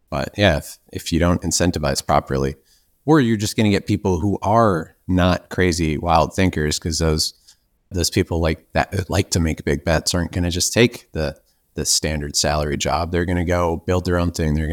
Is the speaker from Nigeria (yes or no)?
no; Ireland; I'm Irish